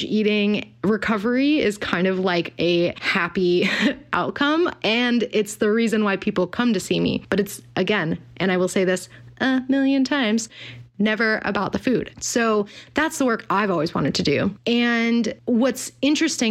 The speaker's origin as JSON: {"language": "English", "town": "Pasadena", "region": "California", "country": "United States", "tie": "born or raised there", "said": "I've been working at a functional medicine office in Pasadena, my hometown"}